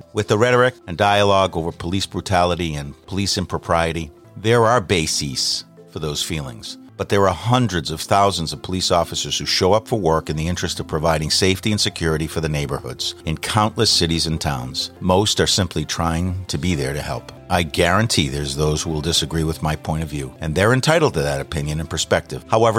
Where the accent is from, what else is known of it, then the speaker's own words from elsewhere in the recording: Boston, Massachusetts, United States; from Boston.